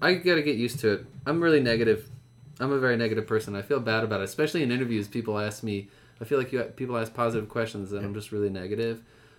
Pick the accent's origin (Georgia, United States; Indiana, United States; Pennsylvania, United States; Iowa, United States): Pennsylvania, United States; Bethlehem; My hometown.